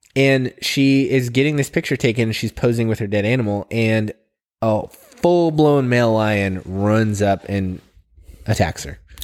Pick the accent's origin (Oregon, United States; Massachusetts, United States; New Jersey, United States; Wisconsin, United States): Oregon, United States; I've been here my whole life.